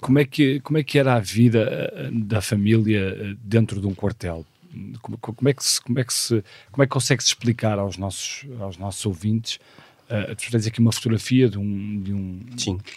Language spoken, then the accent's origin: Portuguese; Porto, Porto District, Portugal; nasci no Porto um ano antes, em 1976